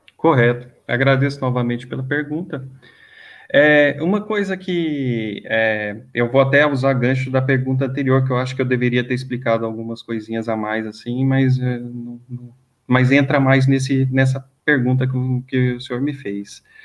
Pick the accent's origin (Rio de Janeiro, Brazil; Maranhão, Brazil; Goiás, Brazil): Goiás, Brazil; Goiânia; moved away as an adult; now in São Paulo, Brazil; eu não sou daqui de São Paulo, eu sou de Goiânia, eu vim aqui já para cá já tem 10 anos